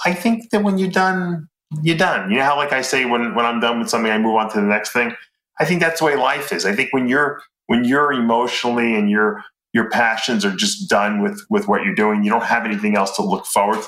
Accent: East Meadow, New York, United States; also born or lived in Lancaster, Pennsylvania; East Meadow, which is where I grew up in East Meadow

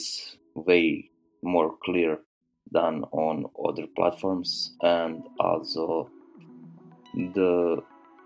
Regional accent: Serbia; I'm from Serbia, started working with Test.io

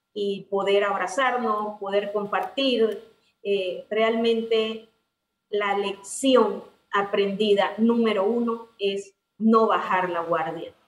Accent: Panama; así somos los panameños

